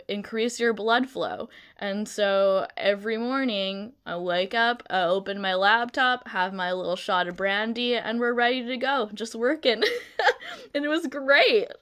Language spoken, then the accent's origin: English; Canada; moved away as an adult; also born or lived in Vancouver, BC; now in Netherlands; I'm from Canada